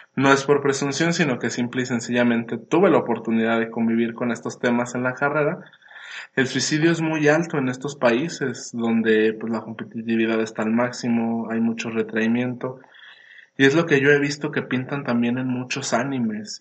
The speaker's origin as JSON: {"language": "Spanish", "country": "Mexico", "said": "aquí como mexicanos"}